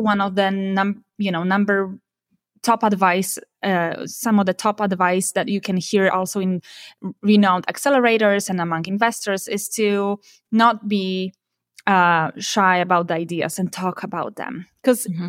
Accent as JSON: {"language": "English", "country": "Poland", "tie": "born or raised there", "also_born_or_lived": "Warsaw, Poland", "moved": "as an adult", "lives_now": "Silicon Valley, United States", "said": "I moved from my hometown to Warsaw, you know, in Poland to the capital of Poland"}